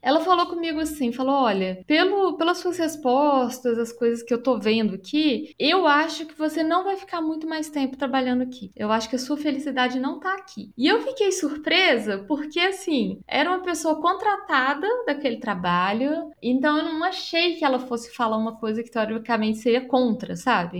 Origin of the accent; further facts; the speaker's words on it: Belo Horizonte, Minas Gerais, Brazil; Eu sou de Belo Horizonte e tenho 34 anos